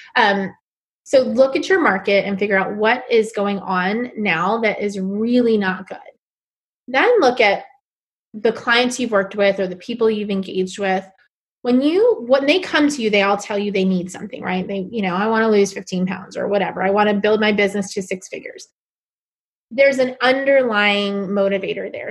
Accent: New York City, New York, United States; moved away as an adult; also born or lived in South Carolina / Bangkok, Thailand; I am originally from New York City. So I grew up in Queens, New York my whole life

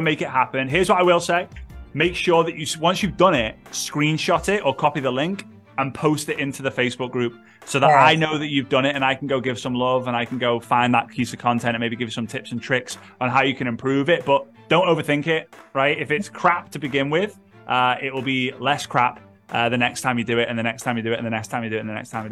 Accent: United Kingdom; I'm a Brit

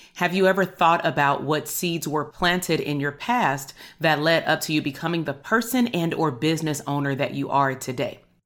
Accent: Compton, California, United States; also born or lived in Portland, Oregon; between the ages of about nineteen eighty-two until nineteen ninety-eight, I attended K through twelve school in the Compton Unified School District

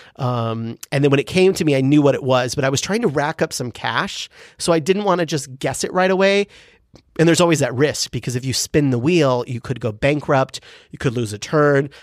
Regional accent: San Diego, California, United States; growing up in San Diego with my mom and sister

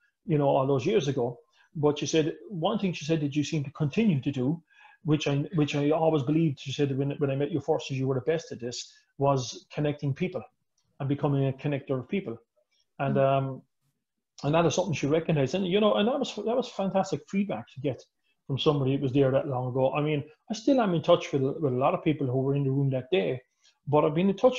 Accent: Ireland; I'm Irish

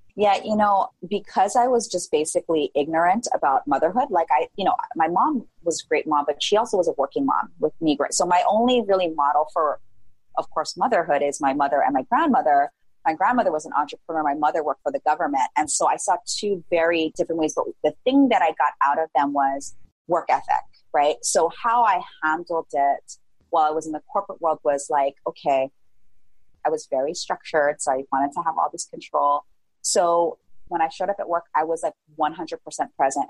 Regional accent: Hawaii, United States; also born or lived in San Francisco Bay Area; I grew up in a really small town here in Hawaii

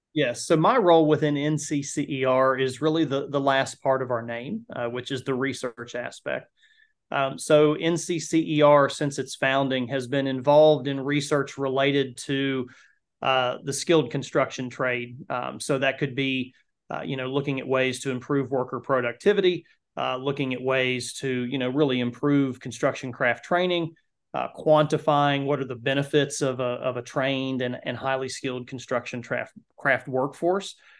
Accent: Kentucky, United States; the county that I grew up in in Kentucky

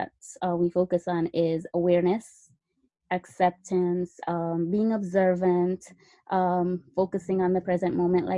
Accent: Jamaica; now in United States; I'm from Jamaica. That's where I originated from. I came to the United States and studied nursing

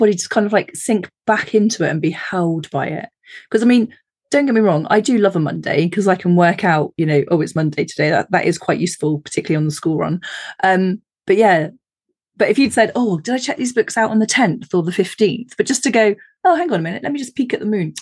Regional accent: United Kingdom; I live in the countryside, again, being terribly British

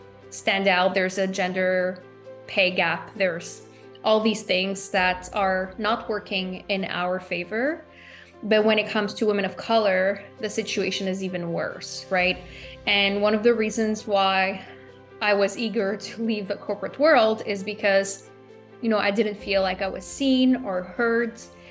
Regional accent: Montreal, Quebec, Canada; moved away as an adult; also born or lived in New York City; now in United States; I'm from Montreal.

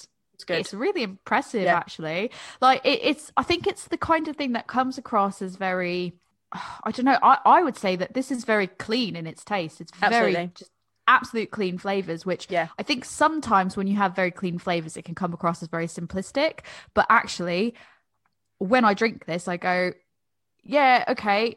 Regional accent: United States; now in United Kingdom; as an American

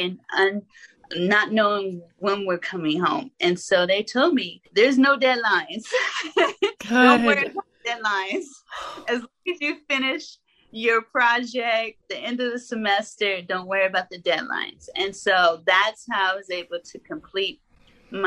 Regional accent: Arkansas, United States; I'm from Arkansas

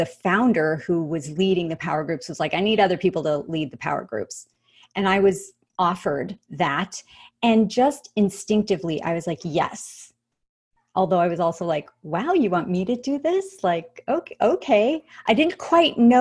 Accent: Los Angeles, California, United States; my hometown, happens to be Los Angeles

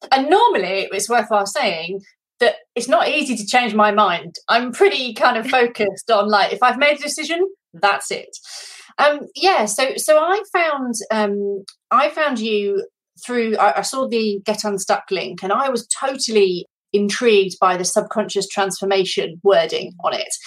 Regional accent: United Kingdom; now in France; I actually am currently based in France. Um, I'm British, as most of you will be able to hear

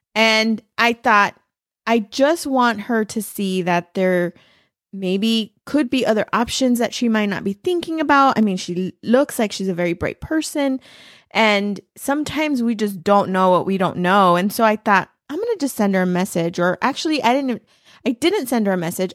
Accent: Los Angeles, California, United States; moved away as an adult; now in Arizona, United States; I was born and raised in East L

